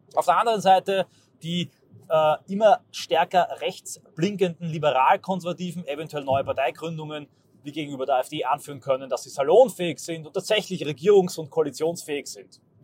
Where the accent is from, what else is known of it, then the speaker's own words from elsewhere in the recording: Austria; ich als Österreicher